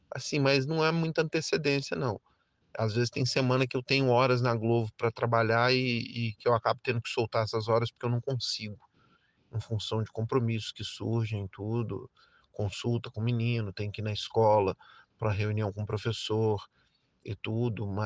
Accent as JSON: {"language": "Portuguese", "town": "Brasília", "region": "Federal District", "country": "Brazil", "tie": "born or raised there", "said": "é, tenho 53 anos, é, sou de Brasília, nascido e criado."}